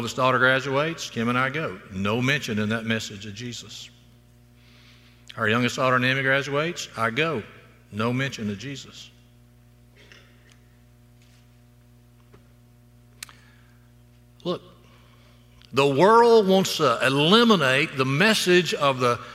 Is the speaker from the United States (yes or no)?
yes; Florala, Alabama, United States; moved away as an adult; now in Auburn, United States; my hometown, Florilla High School, 1970